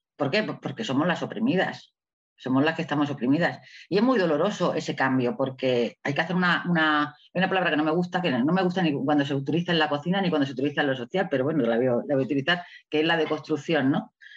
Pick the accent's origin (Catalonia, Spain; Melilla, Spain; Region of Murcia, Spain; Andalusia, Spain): Melilla, Spain; estoy en Melilla, ¿no? Melilla es una ciudad muy especial porque está en el norte de África, es una ciudad española, donde yo nací hace ya muchos años